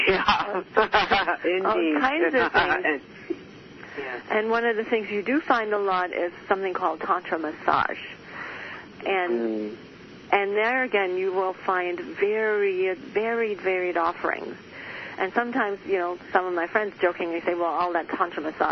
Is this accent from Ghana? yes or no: no; Germany; moved away; I was born and raised in Germany in the Catholic upbringing